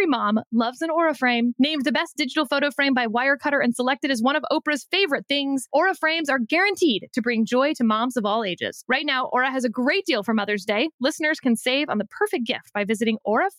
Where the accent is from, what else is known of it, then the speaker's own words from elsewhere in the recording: Texas, United States; I'm from Texas